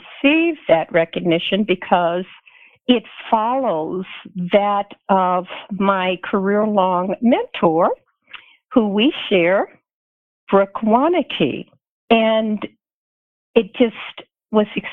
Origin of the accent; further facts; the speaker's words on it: Tuscaloosa, Alabama, United States; moved away as an adult; also born or lived in Colorado; I grew up in Tuscaloosa, Alabama